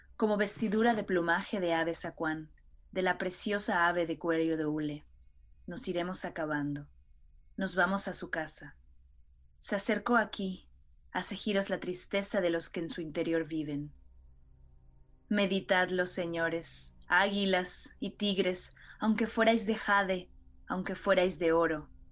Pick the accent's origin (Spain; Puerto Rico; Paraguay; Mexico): Mexico; como buenos mexicanos